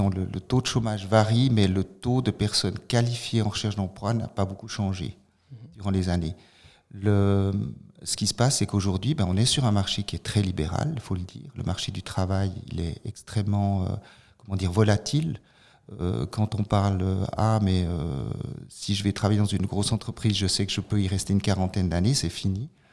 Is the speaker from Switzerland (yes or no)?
yes; Fribourg, Switzerland; moved away as an adult; also born or lived in Italy; je suis d'origine de Fribourg, mais j'étais longtemps hors, hors, hors canton